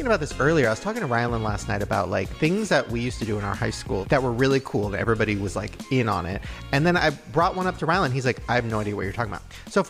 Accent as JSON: {"language": "English", "town": "Long Beach", "region": "California", "country": "United States", "tie": "born or raised there", "said": "we grew up in Long Beach"}